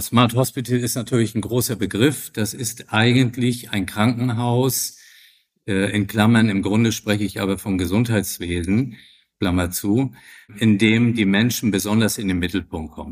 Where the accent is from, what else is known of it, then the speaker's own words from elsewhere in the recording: Flensburg, Schleswig-Holstein, Germany; ich bin 64 Jahre alt, in Flensburg geboren, Mutter Dänen, Vater Norddeutscher, Hamburger